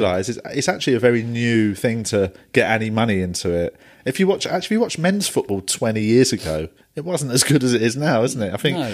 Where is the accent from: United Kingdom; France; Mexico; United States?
United Kingdom; London; I'm South West London, Tooting Broadway